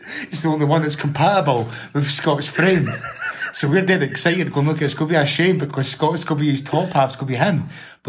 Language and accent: English; Scotland, United Kingdom; born or raised there